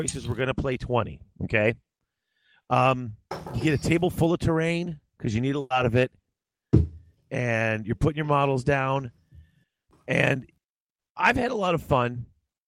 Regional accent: Midwest, United States; I'm from the Midwest

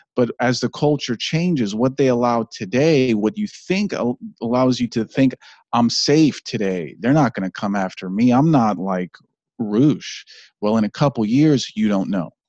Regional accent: Washington, District of Columbia, United States; also born or lived in Maryland; I was born in Washington, D C

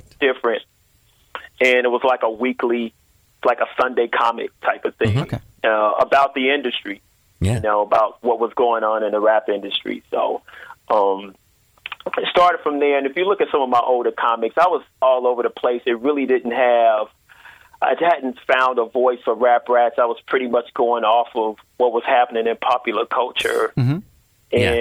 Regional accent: Chicago, Illinois, United States; I grew up in Chicago.

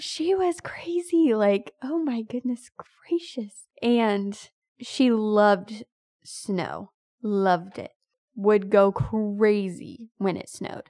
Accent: United States; I am American to the bone

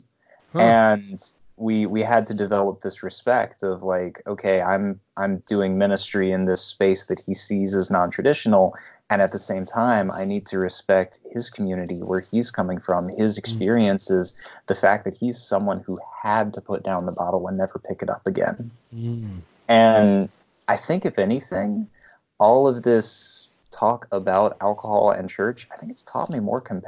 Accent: Memphis, Tennessee, United States; moved away; also born or lived in Columbus area; as a native Southerner, mm-hmm. I'm from Memphis, Tennessee originally

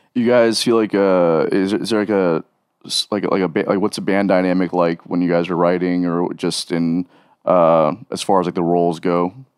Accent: South Florida, United States; growing up in South Florida and, and that scene

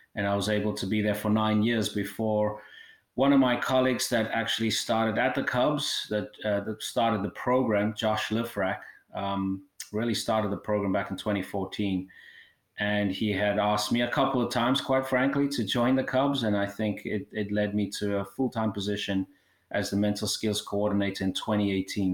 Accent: South Africa; moved away; I originally uh, born and raised in South Africa

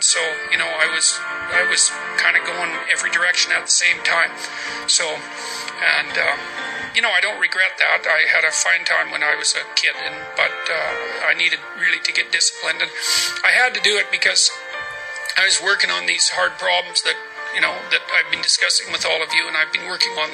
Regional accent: Fairview, Alberta, Canada; born or raised there; moved away

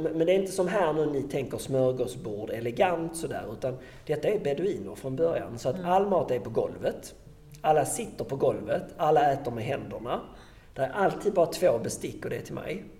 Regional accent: Sweden; jag kom ju från Sverige

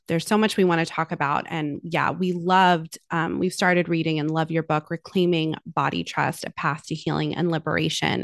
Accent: United States; a woman growing up in American culture

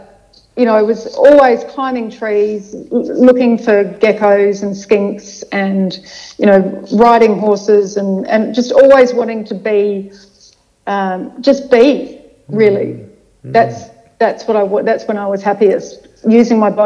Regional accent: Adelaide, South Australia, Australia; moved away as an adult; now in Melbourne, Australia; I grew up over there. I came here for 2 years with the family travels for dad's work. And then back to Adelaide. So I've spent most of my formative years in Adelaide.

